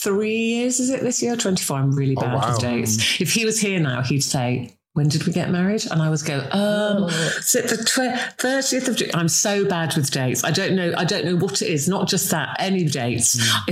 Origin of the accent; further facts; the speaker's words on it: Singapore; born there; I've got that real weird mishmash because we were an army family. So I was born in Singapore. I travelled around with my parents.